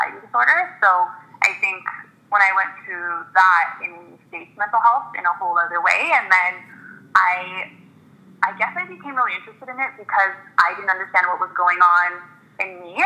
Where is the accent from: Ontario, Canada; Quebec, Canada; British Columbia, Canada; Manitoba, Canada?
Ontario, Canada; Toronto; So I was born and raised in Toronto. I've always been in the city in the West End.